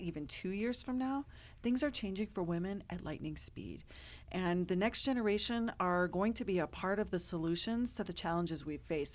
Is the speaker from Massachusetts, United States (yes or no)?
no; Colorado, United States; born and raised in Colorado